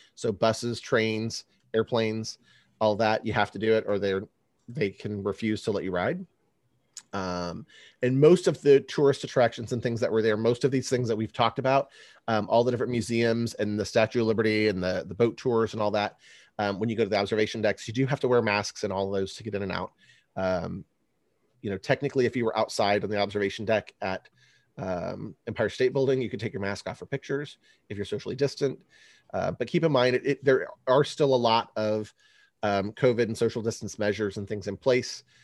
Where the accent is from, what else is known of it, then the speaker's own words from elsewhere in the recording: California, United States; now in Chicago, United States; I grew up in California